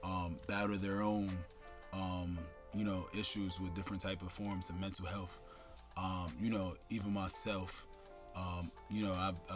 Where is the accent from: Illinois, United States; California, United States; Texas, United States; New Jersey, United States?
New Jersey, United States; East Orange; also born or lived in Newark, New Jersey; So I was born in Newark, raised in East Orange.